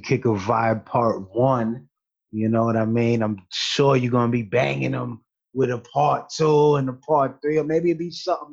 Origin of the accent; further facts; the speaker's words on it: United States; I was the first dude in the family born in America